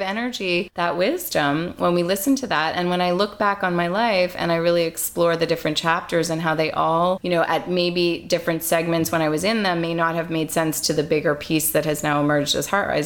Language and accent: English; Montreal, Quebec, Canada; also born or lived in London; I'm from Montreal